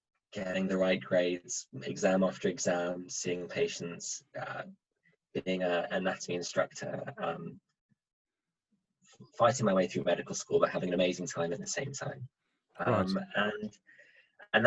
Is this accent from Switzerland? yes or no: yes; Switzerland; moved away; I grew up in Switzerland